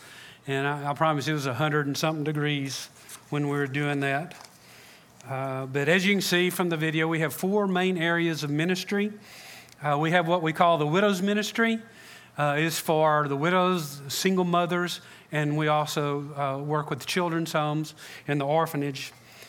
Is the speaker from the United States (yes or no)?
yes; Freeport, United States; now in Matamoros, Mexico; I grew up in Freeport, but my wife and I are full-time missionaries in Matamoros, Mexico.